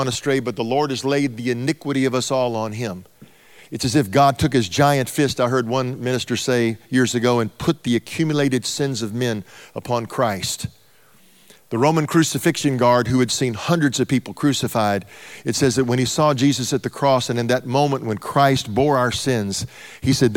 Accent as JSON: {"language": "English", "region": "Texas", "country": "United States", "said": "I'm from Texas"}